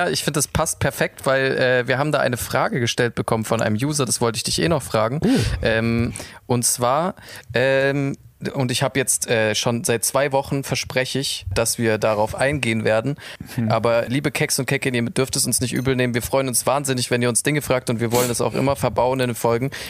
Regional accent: Munich, Bavaria, Germany; Ja, ich bin aus München.

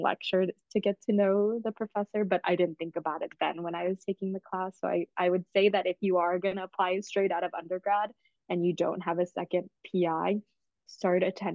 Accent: Atlanta, Georgia, United States; I'm from Atlanta, so I could commute from my parents' house.

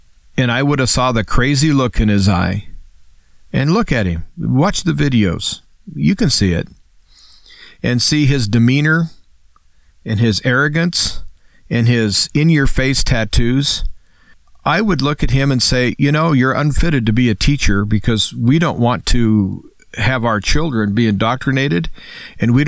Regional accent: United States; I'm an American, and I'm a free American.

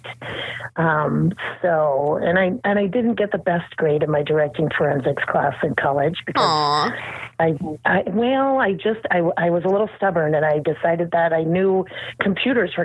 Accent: Norfolk, Nebraska, United States; moved away; also born or lived in Minnesota; I grew up in Norfolk, Nebraska, the home of Johnny Carson

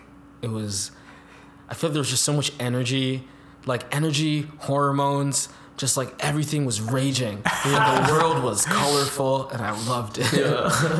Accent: Jamaica; Yeah, then growing up in Jamaica, it's just like a lot more physical and emotional place in a sense.

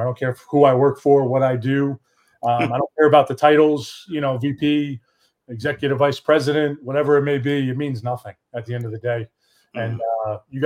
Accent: Poughkeepsie, New York, United States; moved away as an adult; now in Dallas-Fort Worth, United States; I'm from Poughkeepsie, New York, a little small town

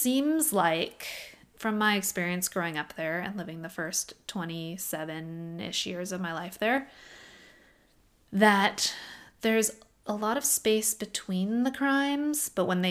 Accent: Oak Harbor, Washington, United States; now in Fresno, United States; my hometown

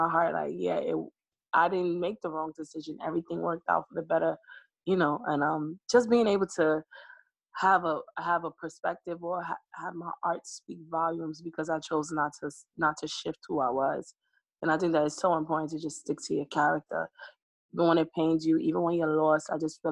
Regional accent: New York, United States; I'm born in New York. I'm a Brooklyn girl

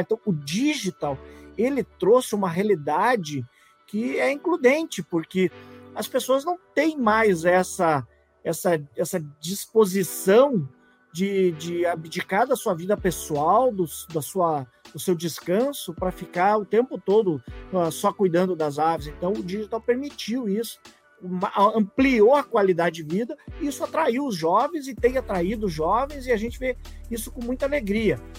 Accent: Passo Fundo, Rio Grande do Sul, Brazil; moved away; also born or lived in Santa Catarina; formado em 1993 pela grandiosa Universidade de Passo Fundo, minha cidade natal, maravilhosa cidade de Passo Fundo

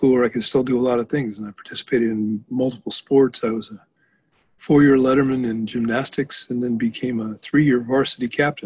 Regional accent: Prescott, Arizona, United States; also born or lived in Denver, Colorado / Williams Bay, Wisconsin; now in Wisconsin, United States; I was born in Denver, raised in Arizona, and in a small town called Prescott, Arizona

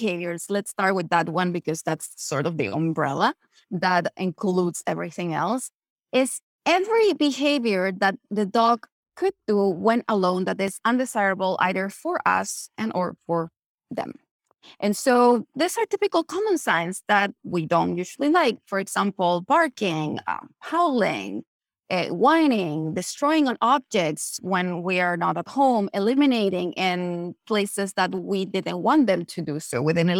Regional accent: Chile; I'm originally from Chile

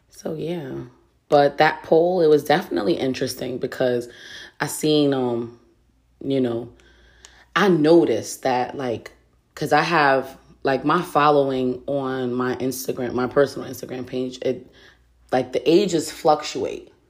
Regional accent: Reading, United States; Like I grew up in Reading, and it's one of those things where like everything gets around. Reading is so fucking small.

